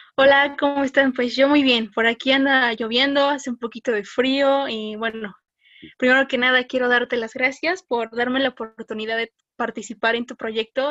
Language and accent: Spanish; Puebla, Mexico; Soy orgullosamente mexicana y 100% poblana.